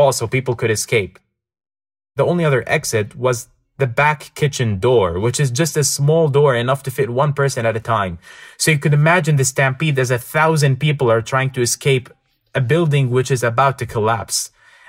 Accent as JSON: {"language": "English", "town": "Ankawa", "region": "Erbil Governorate", "country": "Iraq", "tie": "born or raised there", "said": "I'm originally from Ankawa"}